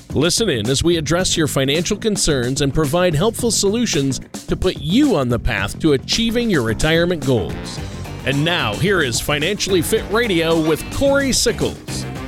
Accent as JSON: {"language": "English", "region": "Minnesota", "country": "United States", "tie": "born or raised there", "said": "I grew up in Minnesota"}